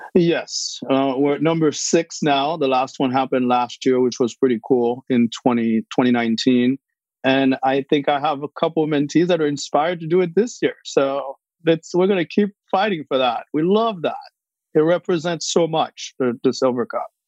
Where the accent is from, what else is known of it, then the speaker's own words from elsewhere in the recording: Haiti; moved away; I was born in Haiti